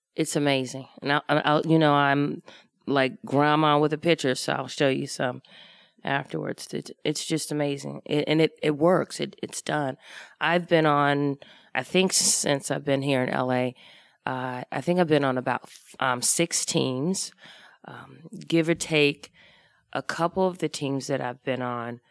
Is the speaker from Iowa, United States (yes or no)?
no; Washington, District of Columbia, United States; moved away; I grew up in Washington, D C, off of Georgia Avenue